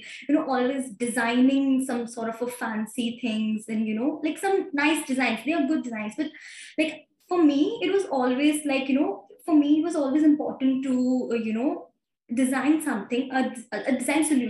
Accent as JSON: {"language": "English", "region": "Delhi", "country": "India", "said": "I'm from Delhi only"}